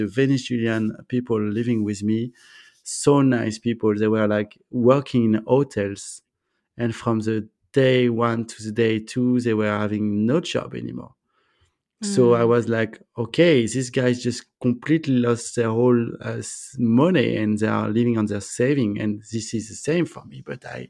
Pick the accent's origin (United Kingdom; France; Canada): France; accent: French; English is a second language; I guess my French accent was too strong for people to understand.